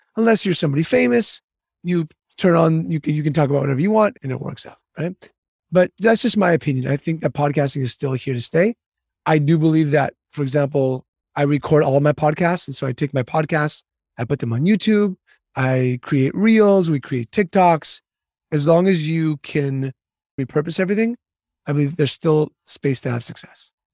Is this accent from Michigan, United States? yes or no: no; San Diego, California, United States; also born or lived in Istanbul, Turkey; I was born in Istanbul, Turkey, moved to San Diego when I was about two years old and grew up here